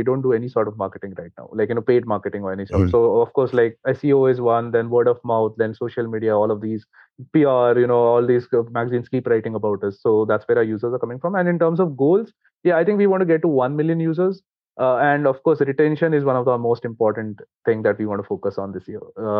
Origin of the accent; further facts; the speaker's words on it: India; English is a second language; considering we come from India, right? Like, so if you look at the Indian copyright law